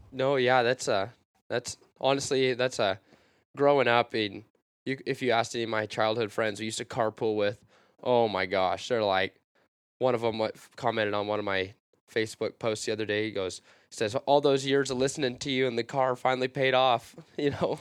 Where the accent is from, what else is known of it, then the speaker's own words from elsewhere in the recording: small town outside Vancouver, Washington, United States; I live in a small town on the outskirts of Vancouver, Washington